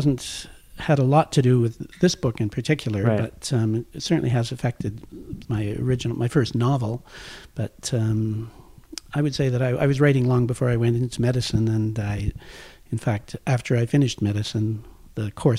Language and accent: English; Toronto, Ontario, Canada; moved away as an adult; also born or lived in Ottawa / Hamilton / Newfoundland; I was born in Ottawa near the end of the war, and my parents then moved helter-skelter to Hamilton in Toronto